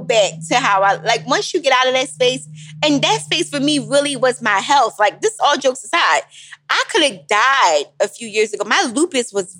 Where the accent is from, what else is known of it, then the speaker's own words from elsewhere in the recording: Philadelphia, Pennsylvania, United States; I'm still from Philly